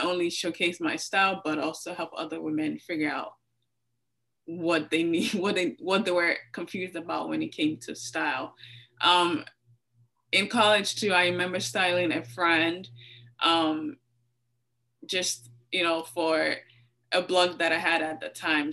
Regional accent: Lagos, Nigeria; I grew up in Lagos, Nigeria.

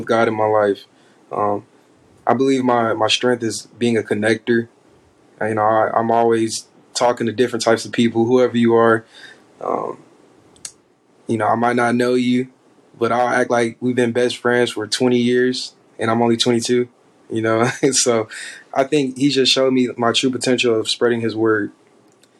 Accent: Fort Worth, Texas, United States; moved away as an adult; now in Oklahoma, United States; I'm from Fort Worth, Texas

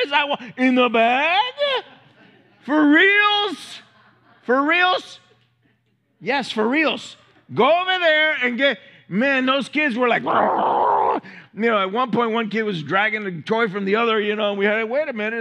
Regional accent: Miami, Florida, United States; I'm from Miami

